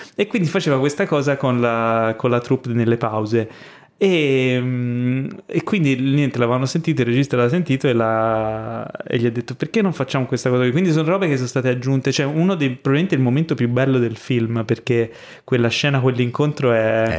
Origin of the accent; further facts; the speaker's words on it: Ischia, Campania, Italy; moved away; Sono stato a Ischia, che sono di Ischia, chi mi conosce bene lo sa, eh, ho casa lì